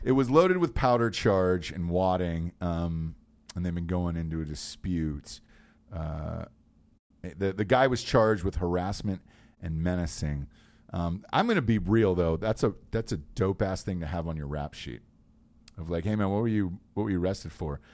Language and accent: English; Georgia, United States; I grew up in Georgia